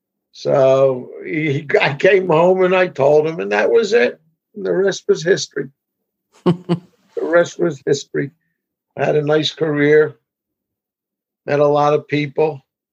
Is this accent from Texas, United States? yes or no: no; Philadelphia, Pennsylvania, United States; moved away as an adult; now in New Jersey shore, United States; I grew up in Philadelphia and graduate of South Philadelphia High School, class of 68.